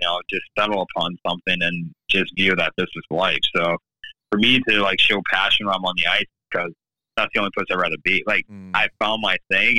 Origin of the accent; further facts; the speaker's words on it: Saginaw, Michigan, United States; I hail from Saginaw, Michigan. I was born and raised there